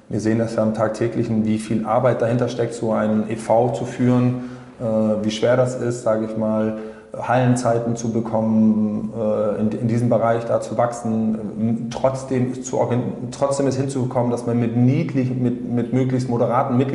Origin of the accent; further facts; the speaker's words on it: West Germany, Germany; now in Rostock, Germany; ich bin ja kein Rostocker so, sondern ich bin ja ein klassischer Wessi, der ein Zugezogener ist oder vor vielen Jahren herkam